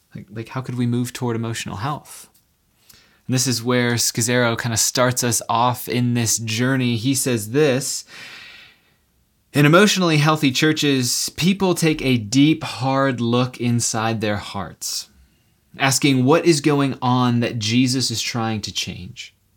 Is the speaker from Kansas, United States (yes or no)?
no; San Diego, California, United States; I, I grew up in San Diego